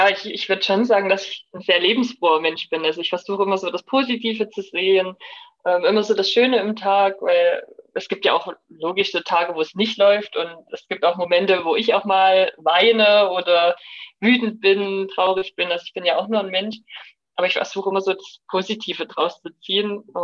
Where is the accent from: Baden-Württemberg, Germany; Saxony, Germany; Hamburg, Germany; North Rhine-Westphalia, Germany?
Saxony, Germany; Und natürlich bei uns im Erzgebirge auch geklöppelt. Ähm, das war so in unserer Familie ein bisschen gang und gäbe.